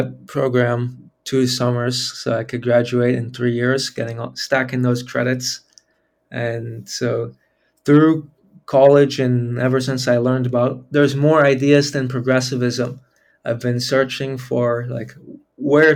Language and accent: English; Cambridge, Massachusetts, United States; moved away as an adult; also born or lived in California / Vermont; now in Honduras; I grew up in Cambridge, Massachusetts.